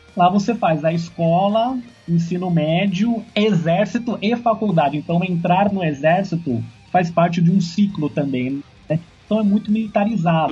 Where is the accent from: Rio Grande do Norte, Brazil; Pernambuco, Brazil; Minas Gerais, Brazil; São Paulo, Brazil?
São Paulo, Brazil; Sou de São Paulo